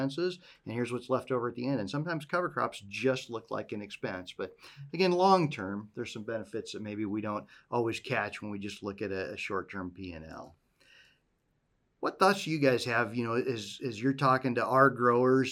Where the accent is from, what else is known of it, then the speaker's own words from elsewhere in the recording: Western Iowa, United States; moved away; I grew up in Western Iowa